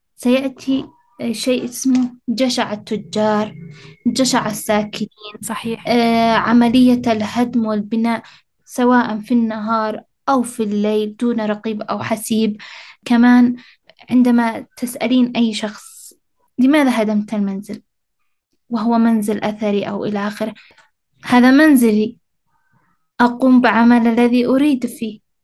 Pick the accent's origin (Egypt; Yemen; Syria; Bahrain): Yemen; Sanaa, Amanat Al Asimah; أنا المدينة أنا عايشة فيها و-، وكبرت فيها وولدت فيها